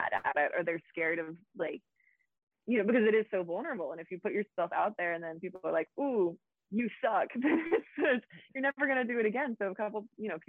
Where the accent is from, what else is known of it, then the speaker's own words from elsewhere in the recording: Boone, North Carolina, United States; I really sort of resented growing up in a small town